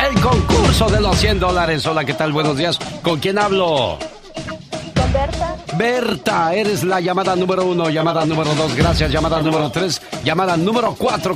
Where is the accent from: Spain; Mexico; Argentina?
Mexico; Veracruz; moved away; un día salí de Veracruz pero Veracruz nunca salió de mí